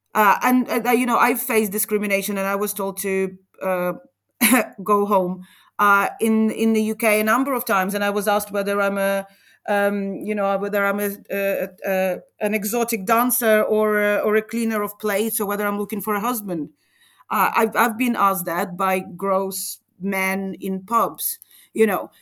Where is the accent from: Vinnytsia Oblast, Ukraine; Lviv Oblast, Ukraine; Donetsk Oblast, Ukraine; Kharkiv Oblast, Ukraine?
Vinnytsia Oblast, Ukraine; Vinnytsia; English is a second language; I grew up in Vinica, which is center west Ukraine, close to Moldova re-, border